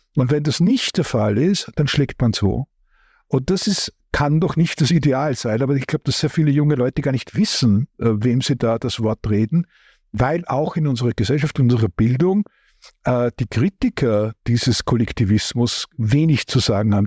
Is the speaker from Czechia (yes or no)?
no; Austria; ich bin ja Österreicher